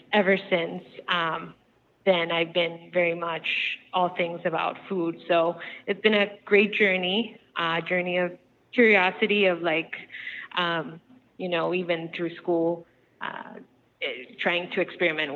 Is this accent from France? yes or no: no; Bogota, Colombia; moved away; I'm originally from Colombia, South America, and in the outskirts of Bogota, the city that I'm from, we had a little farm